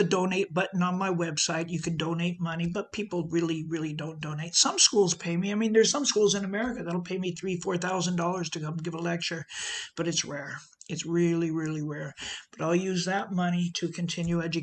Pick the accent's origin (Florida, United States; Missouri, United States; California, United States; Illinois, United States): California, United States; Southern; accent: American; moved away as an adult; also born or lived in London, United Kingdom; now in Sutton Coldfield, United Kingdom; growing up in Southern California